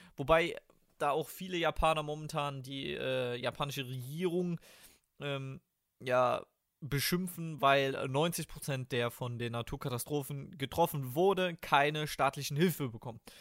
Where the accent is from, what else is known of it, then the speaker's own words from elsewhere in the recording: Germany; als Deutscher